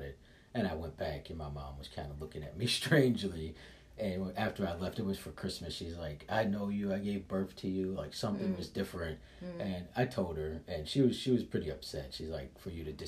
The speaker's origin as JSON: {"language": "English", "town": "Chicago", "region": "Illinois", "country": "United States", "also_born_or_lived": "San Francisco / Philadelphia", "moved": "yes", "said": "I'm from Chicago, I lived in San Francisco"}